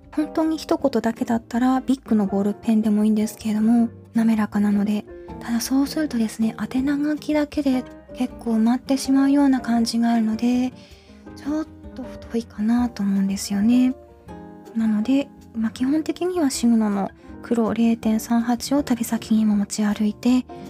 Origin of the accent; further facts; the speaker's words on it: Tohoku, Japan; moved away as an adult; also born or lived in Hokuriku; 北陸育ちではあるんですけれども小学校以降大学まではずっと東北にいたんですね